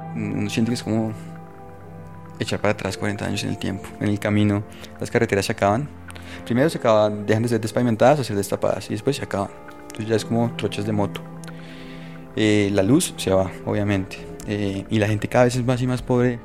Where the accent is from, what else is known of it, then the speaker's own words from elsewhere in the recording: Colombia; de, de Colombia